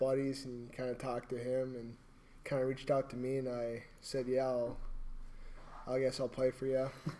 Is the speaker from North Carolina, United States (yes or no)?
no; Waconia, Minnesota, United States; I'm from Waconia, Minnesota. It's like 45 minutes south from here.